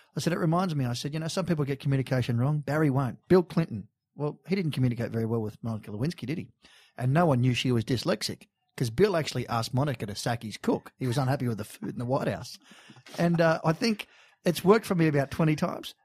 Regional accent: Sydney, New South Wales, Australia; we grew up in Bondi. We're Bondi local

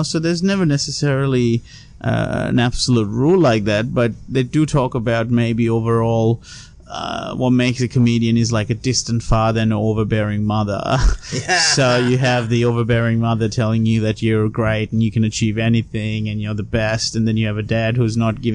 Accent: Sri Lanka; moved away as an adult; also born or lived in Colombo; now in Australia; I grew up in Sri Lanka. I was there till I was 19.

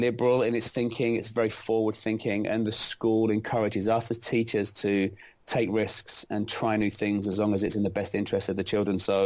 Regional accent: London, United Kingdom; moved away as an adult; now in United States; I'm not originally from America. I'm from London, England, and I taught in 3 separate schools back home in England

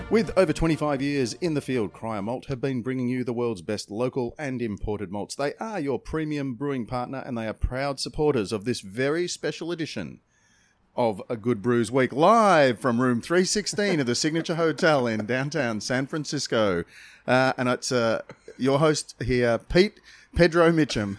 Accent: Australia; we're from Australia

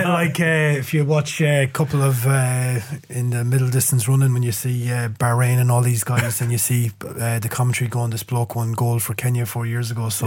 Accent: Ireland; as an Irishman

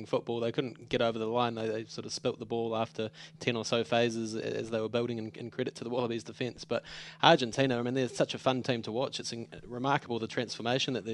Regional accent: New Zealand; as a New Zealander

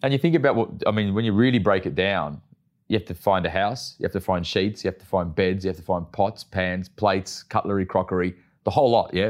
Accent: Melbourne, Victoria, Australia; I grew up in the western suburbs of Melbourne

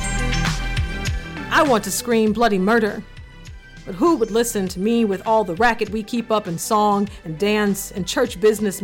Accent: the South, United States; growing up in the South in the early 1990s

